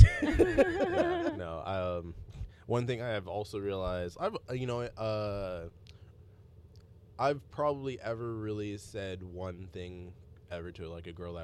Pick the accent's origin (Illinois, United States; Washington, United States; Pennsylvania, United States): Washington, United States; Seattle; we're from Seattle